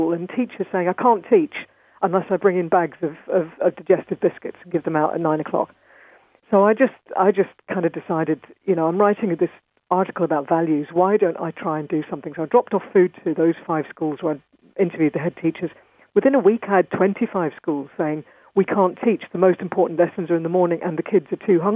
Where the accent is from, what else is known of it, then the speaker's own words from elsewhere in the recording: London, United Kingdom; I was raised in London, and so I'm one of these kind of hybrids.